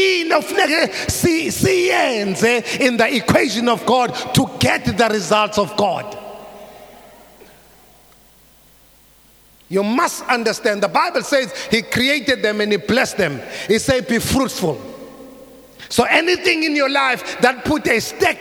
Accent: South Africa

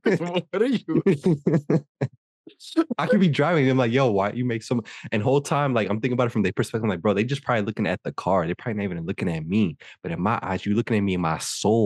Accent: New York, United States; So, yeah, I'm from New York or whatever.

